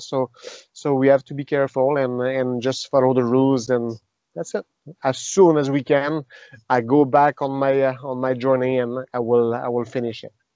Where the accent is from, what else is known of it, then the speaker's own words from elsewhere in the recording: Victoriaville, Quebec, Canada; first language French; English is a second language; Victoriaville, my hometown